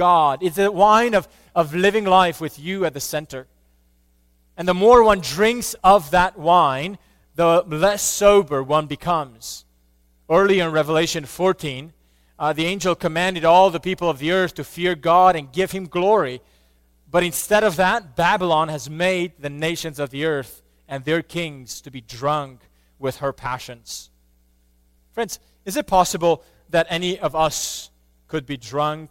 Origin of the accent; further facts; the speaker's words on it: Romania; I grew up in Romania, and while I was little, communism was still around